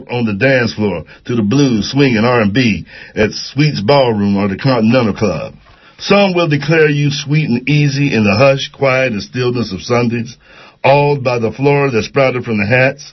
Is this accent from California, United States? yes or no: yes; Oakland, California, United States; I'm from West Oakland. I'm quite proud to be from West Oakland